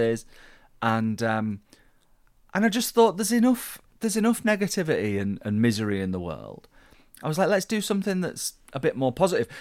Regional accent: Yorkshire and the Humber, United Kingdom; I'm a Yorkshireman.

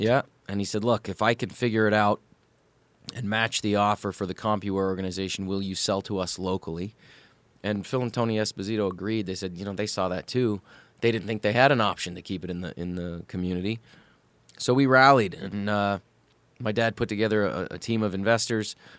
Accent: Sault Ste. Marie, Ontario, Canada; moved away as an adult; I grew up in probably what is Hockey Town, Canada

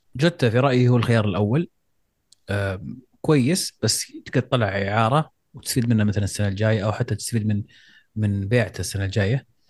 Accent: Saudi Arabia; احنا كسعوديين

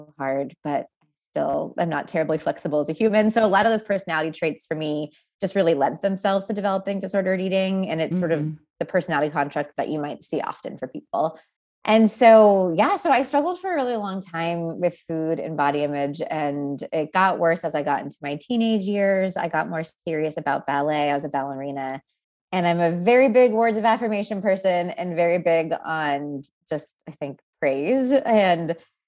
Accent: Texas, United States; also born or lived in Pennsylvania; I moved from Pennsylvania to Texas against my will at the age of 8

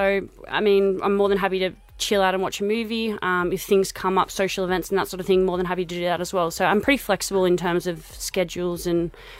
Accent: New South Wales, Australia; now in Queensland, Australia; I'm pretty new to Queensland as well. So I'm from New South Wales.

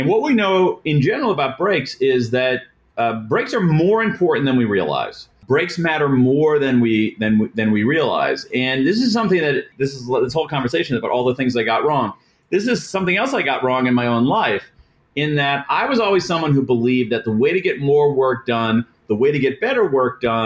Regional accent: Central Ohio, United States; I grew up in Central Ohio

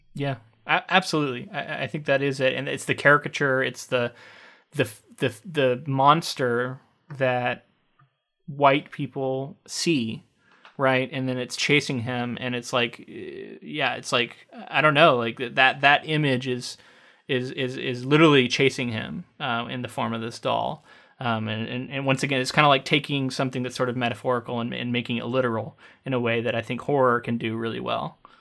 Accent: Central Florida, United States; growing up in Central Florida

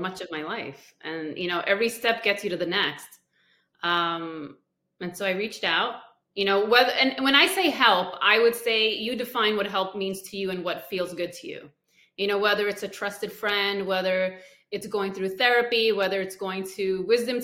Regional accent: India; I'm from India

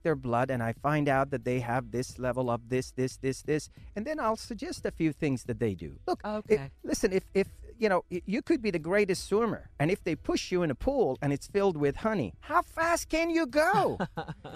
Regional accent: Shiraz, Fars, Iran; moved away; I was born in Iran, the southern part of Iran, in a city called Shiraz, where the wine came from

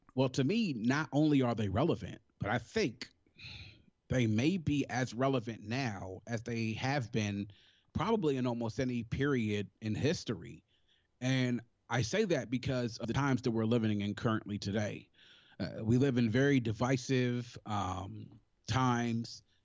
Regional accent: Prince George's County, Maryland, United States; also born or lived in Washington, D.C.; raised in Maryland

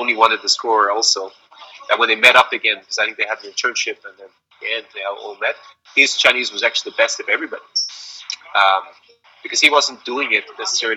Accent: Ireland; moved away; I was born in Ireland

